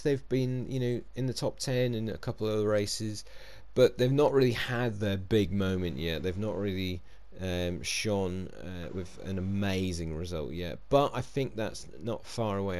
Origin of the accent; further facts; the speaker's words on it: United Kingdom; being British